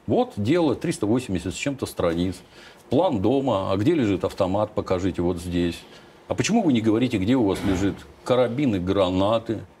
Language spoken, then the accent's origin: Russian; Kropyvnytskyi, Kirovohrad Oblast, Ukraine; now in Russia; откуда я родом